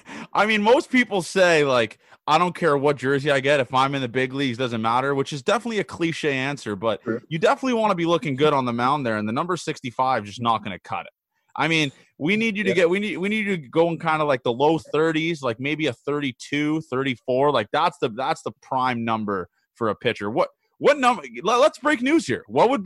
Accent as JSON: {"language": "English", "country": "Canada", "said": "He's Canadian, I'm Canadian, and we just kind of get along."}